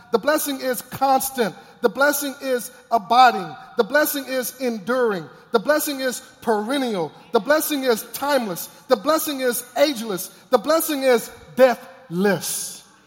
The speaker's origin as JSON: {"language": "English", "region": "Texas", "country": "United States", "tie": "born or raised there", "said": "I grew up in Texas"}